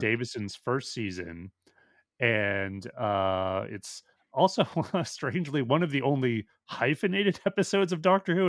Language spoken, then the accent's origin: English; Edmonton, Alberta, Canada; moved away; I am from Edmonton, Alberta, Canada originally